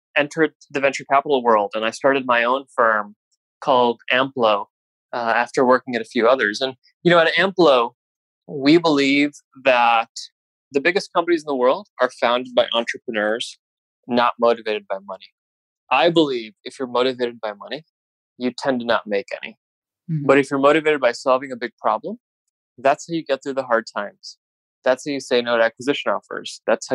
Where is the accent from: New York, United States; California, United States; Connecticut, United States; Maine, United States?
California, United States; born there; I was born in California, moved around a lot as a kid.